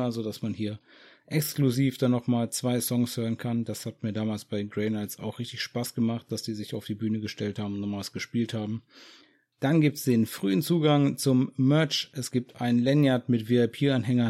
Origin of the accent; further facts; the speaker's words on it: Germany; bei uns in Deutschland